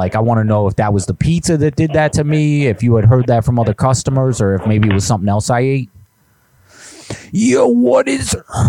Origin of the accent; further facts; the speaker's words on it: New Jersey, United States; Listen, I'm from New Jersey, man. I haven't had a pizza like that in years being up here.